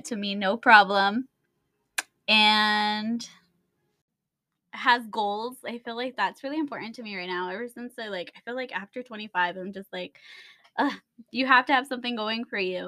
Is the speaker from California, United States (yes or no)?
yes; Montclair, California, United States; also born or lived in Pomona, California / Rancho Cucamonga, California; I grew up in Montclair. I was there, I think, until like I turned 19.